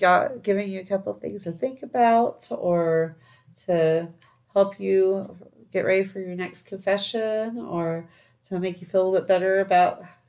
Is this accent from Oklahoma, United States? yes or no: yes; Oklahoma, United States; you guys know we're from Oklahoma